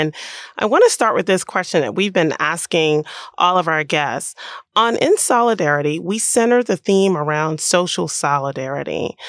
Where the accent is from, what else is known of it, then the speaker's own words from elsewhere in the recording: the South, United States; as a Southerner